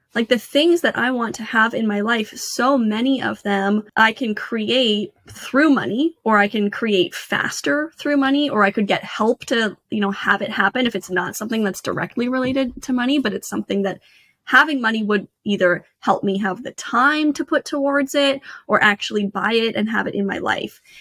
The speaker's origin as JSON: {"language": "English", "country": "Canada", "tie": "born or raised there", "moved": "as an adult", "lives_now": "United States", "said": "I grew up in Canada"}